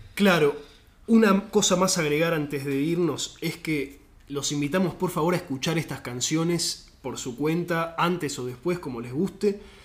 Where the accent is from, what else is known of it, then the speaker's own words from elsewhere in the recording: Argentina; en el argentino